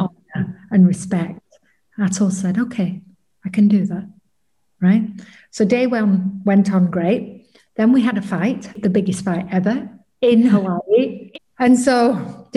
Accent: England, United Kingdom; I'm from England

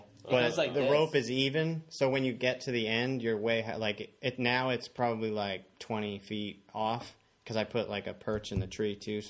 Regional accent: Plymouth, Massachusetts, United States; also born or lived in Weymouth, Massachusetts; I was born in Weymouth, but went straight to Plymouth after. Like, parents lived there already, so.

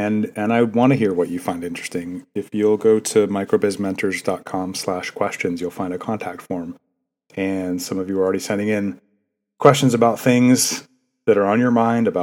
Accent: Maine, United States; moved away; I grew up in Maine.

